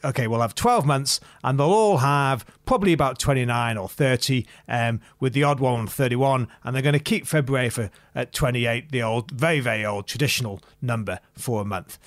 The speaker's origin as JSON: {"language": "English", "town": "Macclesfield", "region": "North West England", "country": "United Kingdom", "moved": "yes", "lives_now": "Sydney, Australia", "said": "I'm not from Sydney originally. I'm from a market town called Macclesfield, which is in Cheshire."}